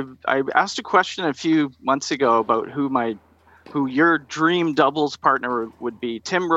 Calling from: Victoria, British Columbia, Canada; I'm calling from Victoria, British Columbia, Canada.

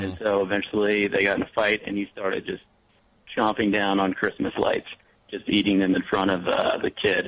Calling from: Brooklyn, New York, United States; I'm calling from Brooklyn.

